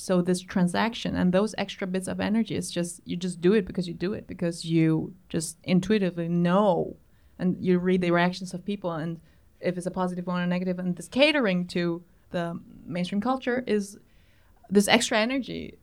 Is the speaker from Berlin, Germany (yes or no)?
yes; Berlin, Germany